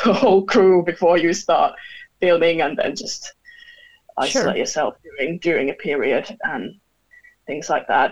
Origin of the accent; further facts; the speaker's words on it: Finland; moved away as an adult; now in London, United Kingdom; I'm originally from Finland, but I've been living in London for almost 8 years now.